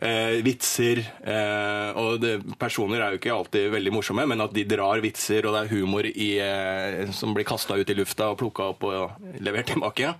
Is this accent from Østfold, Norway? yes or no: no; Bærums Verk, Akershus, Norway; jeg er fra Bærumsverk